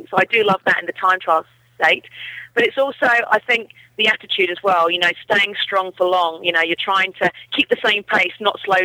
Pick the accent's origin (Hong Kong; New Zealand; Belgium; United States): New Zealand; It's my home country